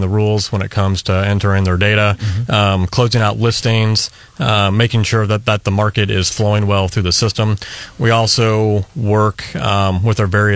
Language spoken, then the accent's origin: English; St. Louis, Missouri, United States; also born or lived in Atlanta / Fulton, Missouri; now in Columbia, United States; I grew up in St. Louis in Atlanta, and then I wound up going to Westminster College in Fulton, and I moved to Columbia in 96